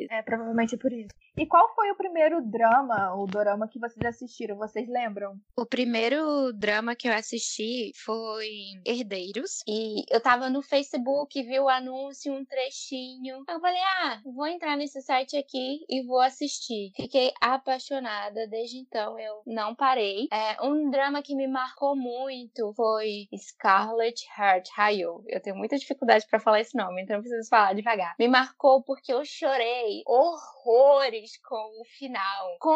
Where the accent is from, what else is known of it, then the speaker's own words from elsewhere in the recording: Macaé, Rio de Janeiro, Brazil; tenho 23 anos, sou da Igreja Assembleia de Deus, Ministério Madureira. Sou de Macaé, Rio de Janeiro